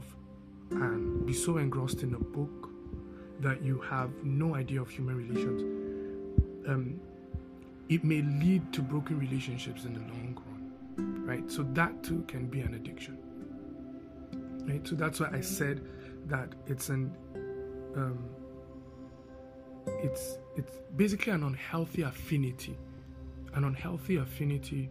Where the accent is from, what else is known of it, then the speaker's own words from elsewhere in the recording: Netherlands; moved away; growing up in Holland, the Netherlands